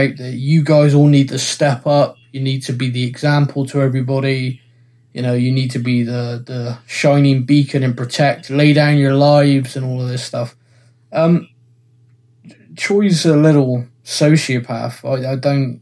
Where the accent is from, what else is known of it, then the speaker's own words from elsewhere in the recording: United Kingdom; I'm British